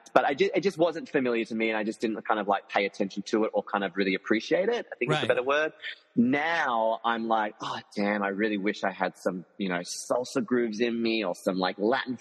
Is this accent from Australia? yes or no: yes; Tasmania, Australia; moved away; I'm also from Tasmania. So I'm from the small little island under Australia.